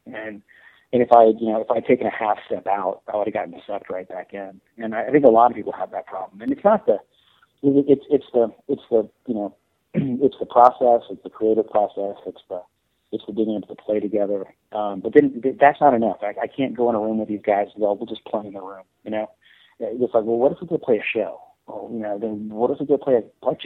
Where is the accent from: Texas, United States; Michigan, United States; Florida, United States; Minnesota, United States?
Florida, United States; moved away as an adult; also born or lived in New York; I'm actually from Florida, so I moved home